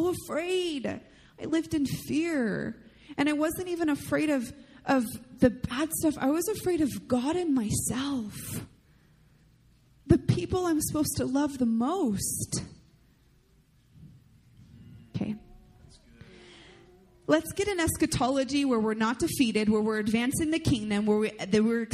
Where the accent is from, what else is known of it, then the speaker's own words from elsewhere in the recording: United States; I love the heritage that comes from being an American